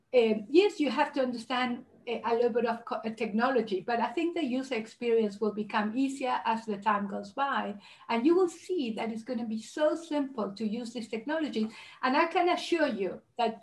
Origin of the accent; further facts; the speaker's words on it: Uruguay; moved away; I'm originally from Uruguay and South America